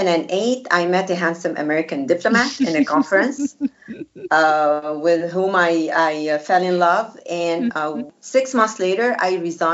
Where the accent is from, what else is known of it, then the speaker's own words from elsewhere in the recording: Egypt; moved away as an adult; also born or lived in Cairo / Alexandria; I was born and raised in Egypt in a Coptic Christian family. Okay. And I was fortunate enough to live in both Cairo and Alexandria.